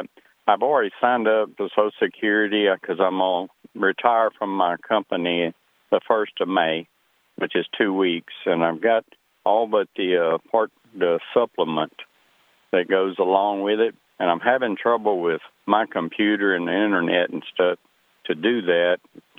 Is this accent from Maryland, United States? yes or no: no; Louisiana, United States; I'm in Arkansas visiting. I'm actually I'm from Louisiana.